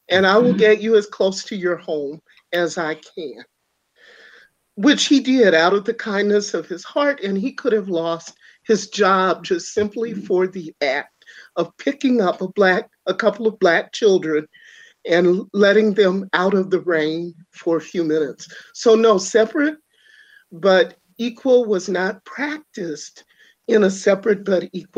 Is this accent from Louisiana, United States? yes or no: yes; Louisiana, United States; moved away; growing up in Louisiana